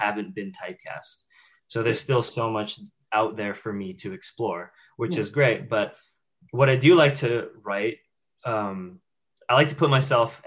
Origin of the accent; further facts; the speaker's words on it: Vancouver, British Columbia, Canada; we're both from Vancouver.